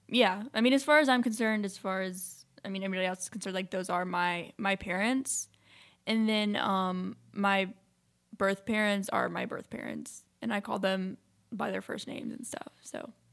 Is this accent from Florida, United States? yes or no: no; Memphis, Tennessee, United States; I was born in Memphis, Tennessee.